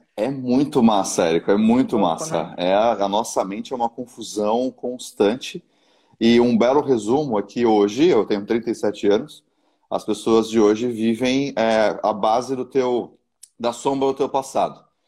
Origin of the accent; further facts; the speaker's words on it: São Paulo, Brazil; now in Santa Catarina, Brazil; Eu sou de São Paulo, eu moro em Santa Catarina hoje